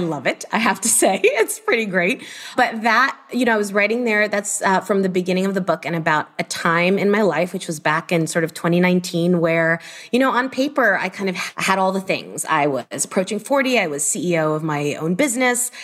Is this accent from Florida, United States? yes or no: yes; Miami, Florida, United States; I am from Miami originally